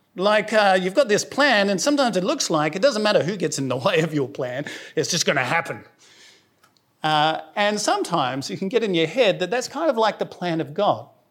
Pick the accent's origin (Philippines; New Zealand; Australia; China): Australia; South Australia; moved away; I'm from South Australia, so I say holy